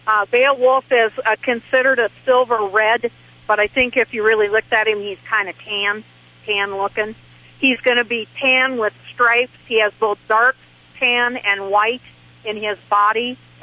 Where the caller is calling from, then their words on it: Casper, Wyoming, United States; I'm calling from Wyoming.